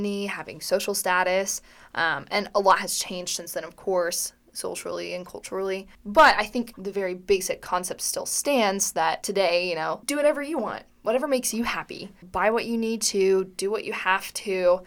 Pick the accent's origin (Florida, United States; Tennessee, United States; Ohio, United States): Tennessee, United States; Johnson City; I'm from Johnson City, Tennessee